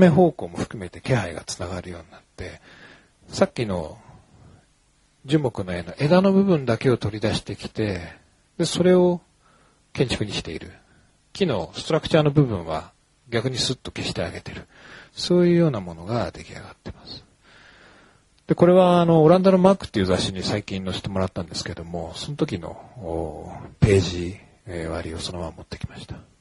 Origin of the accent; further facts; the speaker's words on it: Hokkaido, Japan; now in Tokyo, Japan; 僕、北海道の出身なんですけれども、東京に出てきた時に